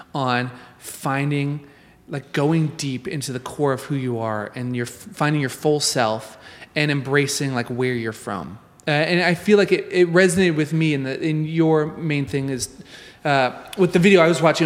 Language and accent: English; Nebraska, United States; I grew up in Nebraska